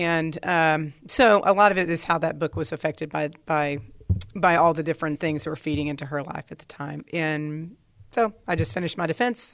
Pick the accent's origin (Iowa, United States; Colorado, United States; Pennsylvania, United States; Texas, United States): Texas, United States; Dallas; I grew up in Dallas.